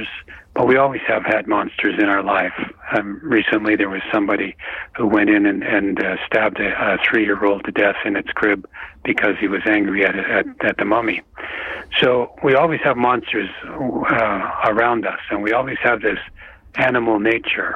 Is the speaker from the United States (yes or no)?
no; Canada; I'm a Canadian.